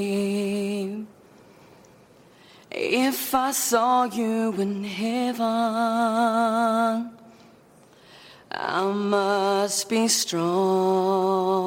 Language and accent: English; Dungiven, Northern Ireland, United Kingdom; I'm 15 years old, and I'm from Northern Ireland in County Derry